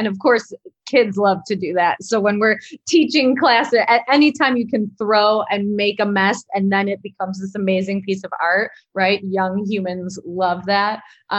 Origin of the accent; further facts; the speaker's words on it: Elgin, Illinois, United States; So my organization, Side Street Studio Arts, is part of the downtown Elgin community, especially growing up in Elgin.